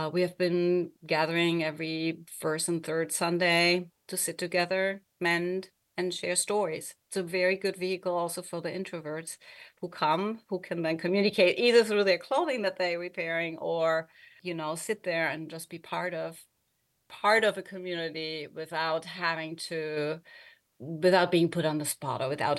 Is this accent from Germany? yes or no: yes; Germany; English is a second language; moved away; I also don't live in Germany, where I was born and grew up